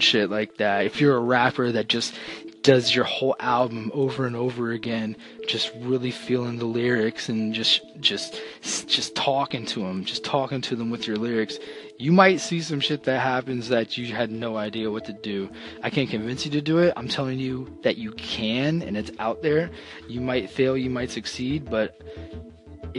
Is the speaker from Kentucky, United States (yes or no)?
no; Florida, United States; We're from Florida